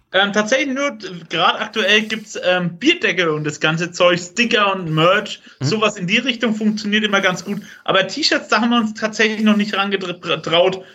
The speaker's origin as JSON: {"language": "German", "area": "Franconia", "region": "Bavaria", "country": "Germany", "tie": "born or raised there", "said": "Franken ist doch meine Heimat"}